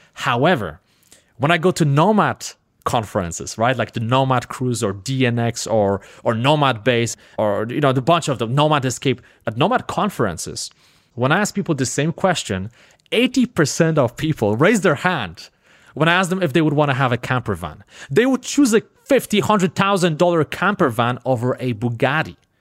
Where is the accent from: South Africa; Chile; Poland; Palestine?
Poland; first language Polish; English is a second language; moved away as an adult; I grew up in Poland, didn't have too much money, basically grew up in the hood in Poland, right? I spoke only one language, Polish